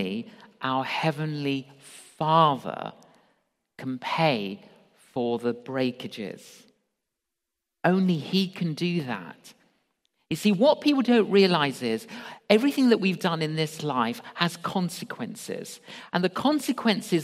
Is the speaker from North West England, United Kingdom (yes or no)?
no; London, United Kingdom; I grew up in London, agnostic